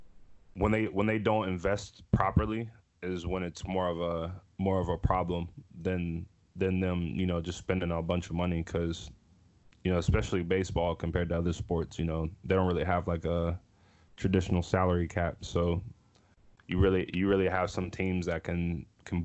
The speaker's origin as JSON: {"language": "English", "town": "Pittsburgh", "region": "Pennsylvania", "country": "United States", "said": "I'm from Pittsburgh"}